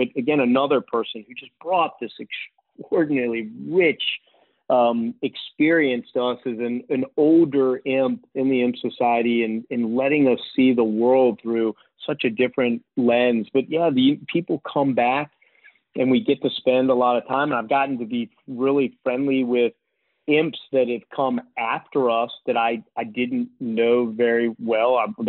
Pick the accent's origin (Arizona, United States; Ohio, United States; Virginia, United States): Virginia, United States; Richmond; that was not part of my life growing up in Richmond.